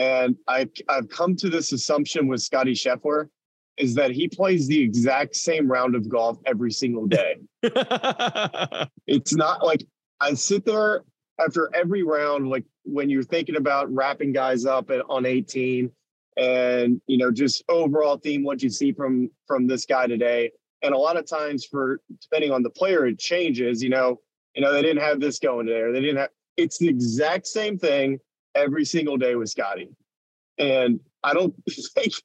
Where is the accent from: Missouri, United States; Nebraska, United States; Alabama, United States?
Alabama, United States; Birmingham; also born or lived in Baton Rouge, Louisiana; I grew up in Birmingham, but I went to school at LSU